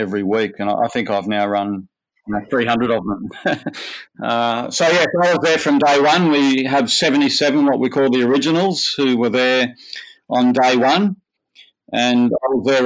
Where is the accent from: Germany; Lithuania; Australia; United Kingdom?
Australia; Manly, New South Wales; I grew up in Manly, and I went to Manly Boys High School